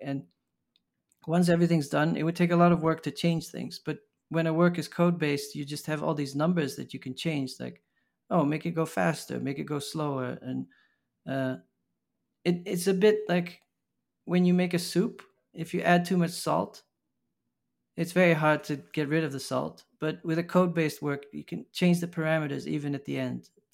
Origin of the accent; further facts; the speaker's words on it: Maastricht, Limburg, Netherlands; moved away as an adult; also born or lived in Amsterdam, Netherlands / Los Angeles, United States / Paris, France / Berlin, Germany; now in New York, United States; I grew up from my tenth to my eighteenth in Maastricht, in the, the south of the Netherlands